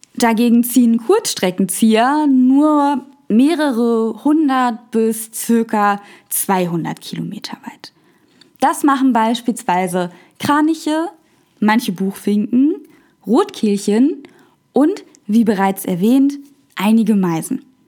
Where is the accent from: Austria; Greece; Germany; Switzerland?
Germany; bei uns in Deutschland